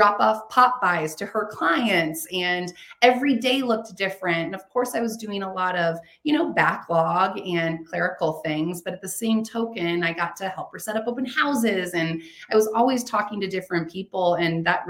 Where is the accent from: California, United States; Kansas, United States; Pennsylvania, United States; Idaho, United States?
Kansas, United States; moved away as an adult; now in Colorado, United States; I'm born and raised in Kansas. I'm a Kansas girl, Midwest girl.